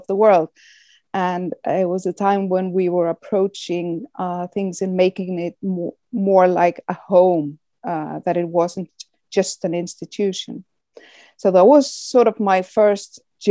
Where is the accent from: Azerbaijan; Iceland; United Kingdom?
Iceland; we in Iceland, because it's a welfare country